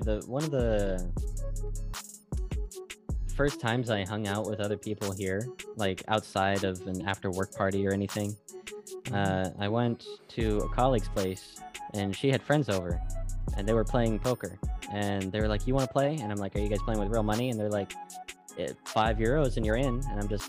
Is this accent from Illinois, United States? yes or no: no; Las Vegas, Nevada, United States; I'm from Las Vegas. I'll be fine.